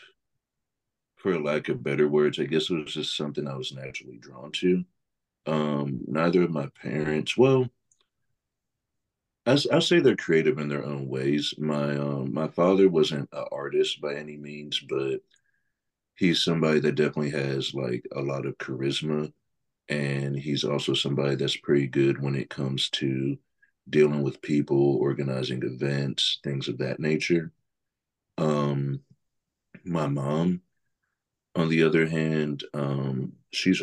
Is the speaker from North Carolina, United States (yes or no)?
yes; Greensboro, North Carolina, United States; born and raised in Greensboro, grew up here, went to school here.